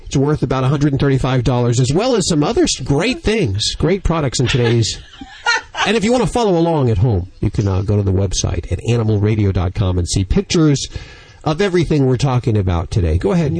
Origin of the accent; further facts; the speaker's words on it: Denver, Colorado, United States; that's where I was born, raised and born.